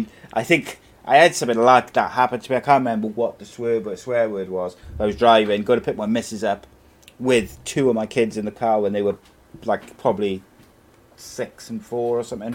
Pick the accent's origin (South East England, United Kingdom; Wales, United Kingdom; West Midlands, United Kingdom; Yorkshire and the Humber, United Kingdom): Wales, United Kingdom; I'm from Wales